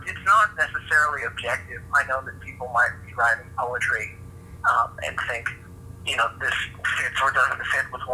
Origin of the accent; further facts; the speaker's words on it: Hutchinson, Kansas, United States; I grew up in Hutchinson, Kansas